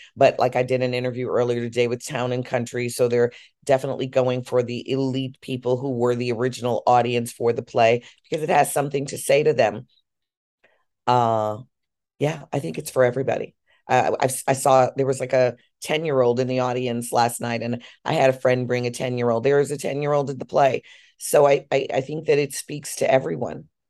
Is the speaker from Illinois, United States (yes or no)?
yes; Chicago, Illinois, United States; I'm from Chicago